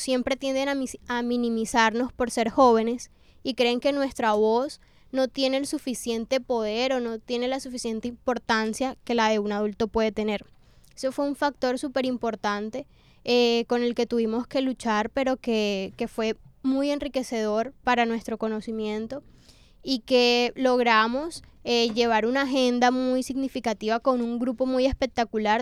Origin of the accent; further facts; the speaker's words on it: Colombia; para nosotros como colombianos